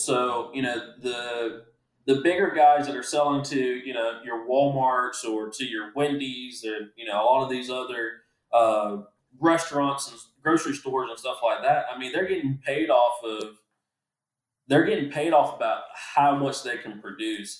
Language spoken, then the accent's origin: English; Groveland, Florida, United States; my hometown of Groveland or in Clermont